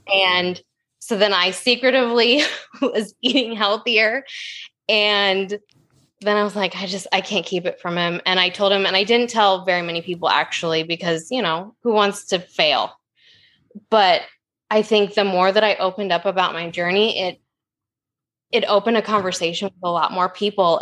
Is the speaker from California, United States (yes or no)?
no; Oregon, United States; I'm from Oregon. It rains ten months of the year